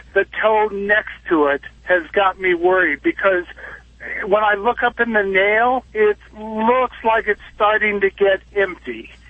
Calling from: Nevada, United States; I'm in Nevada. I'm a driver also, and I'm out in the desert

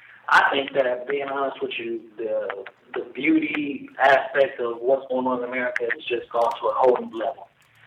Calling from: Atlanta, Georgia, United States; from Atlanta, Georgia.

